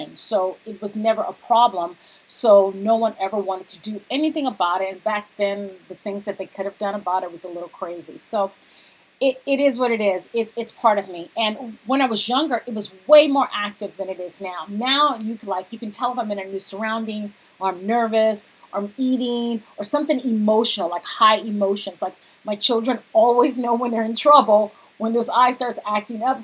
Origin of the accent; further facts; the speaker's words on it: Cerritos, California, United States; also born or lived in Lakewood; I grew up in Cerritos, but my first elementary school was actually in Lakewood, which was next door, Palms Elementary.